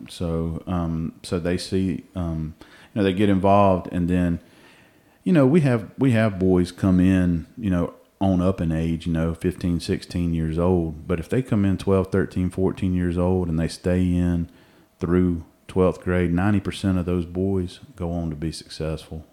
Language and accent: English; Cobb County, Georgia, United States; I'm a homegrown Georgia boy. I, uh, uh, I grew up over in Cobb County